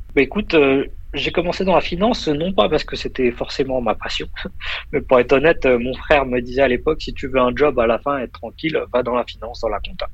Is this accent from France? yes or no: yes; France; moved away as an adult; also born or lived in United States; now in Luxembourg; je suis né en France